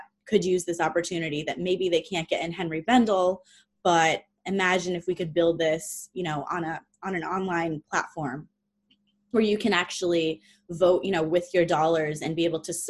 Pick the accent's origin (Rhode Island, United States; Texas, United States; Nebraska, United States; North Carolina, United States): Rhode Island, United States; moved away as an adult; also born or lived in New York / Los Angeles; I moved back to my hometown where I grew up in Rhode Island